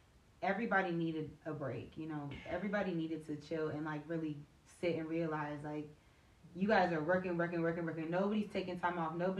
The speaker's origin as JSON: {"language": "English", "country": "United States", "tie": "born or raised there", "also_born_or_lived": "Chicago, Illinois / Montgomery County, Maryland / Charles County, Maryland / Washington, D.C.", "moved": "yes", "lives_now": "Prince George's County, Maryland, United States", "said": "I'm originally from Chicago. I've grown up in the DMV area. Like, I've lived in Montgomery County, Charles County, D.C., so I live in PG right now. But Chicago's my hometown"}